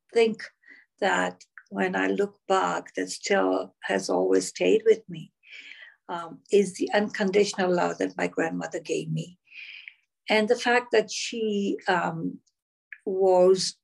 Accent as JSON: {"language": "English", "town": "Moshi", "region": "Kilimanjaro", "country": "Tanzania", "tie": "born or raised there", "also_born_or_lived": "Mombasa, Kenya", "moved": "yes", "lives_now": "Canada", "said": "I was born in Mombasa, Kenya, but I grew up in Moshi, Tanzania"}